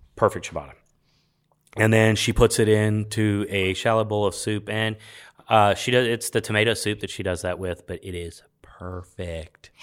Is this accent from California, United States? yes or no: yes; Los Angeles, California, United States; moved away; I grew up in Los Angeles